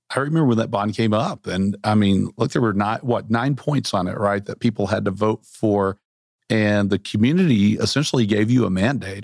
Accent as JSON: {"language": "English", "region": "Central Arkansas", "country": "United States", "tie": "born or raised there", "also_born_or_lived": "Bentonville, Arkansas", "moved": "yes", "said": "I grew up in Central Arkansas, moved away for a long time"}